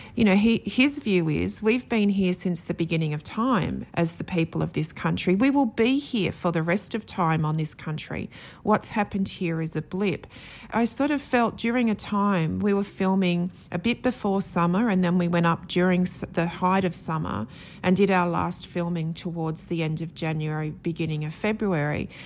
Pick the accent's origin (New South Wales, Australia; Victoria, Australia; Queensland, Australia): New South Wales, Australia; Sydney; I grew up in Sydney.